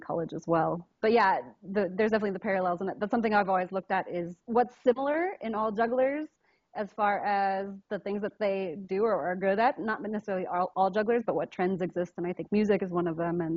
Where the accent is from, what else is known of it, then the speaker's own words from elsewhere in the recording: Murphys, California, United States; I grew up in, it's this little town called Murphy's, California. It's up in the Sierra Nevada mountains